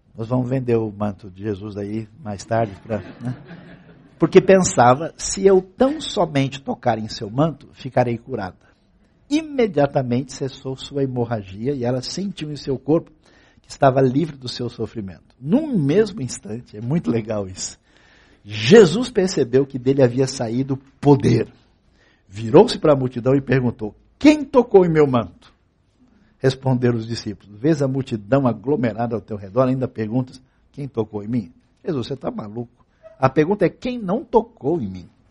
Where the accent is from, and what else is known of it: Brazil